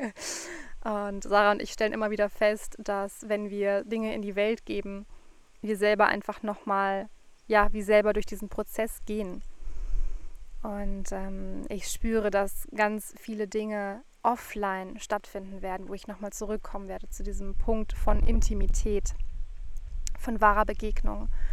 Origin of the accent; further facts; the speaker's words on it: Frankfurt, Hesse, Germany; moved away; zurück in meine Heimat gefahren, nach Frankfurt